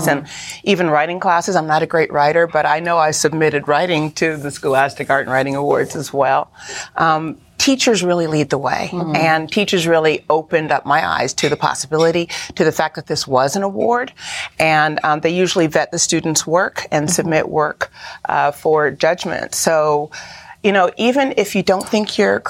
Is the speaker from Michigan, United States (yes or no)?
yes; Detroit, Michigan, United States; Detroit is my hometown